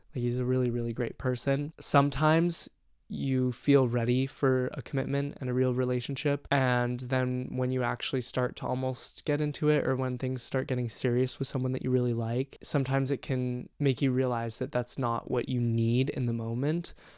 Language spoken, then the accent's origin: English; Canada; moved away as an adult; now in British Columbia, Canada; My hometown is pretty conservative